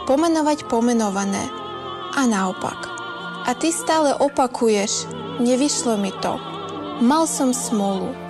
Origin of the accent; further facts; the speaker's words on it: Mukachevo, Zakarpattia Oblast, Ukraine; Slovak is a second language; moved away as an adult; now in Slovakia; Ja som z Mukačeva, to je mesto v Ukrajine pri hranicách so Slovenskom. Moje rodina je celá na Ukrajine. Ja som tu vlastne sama.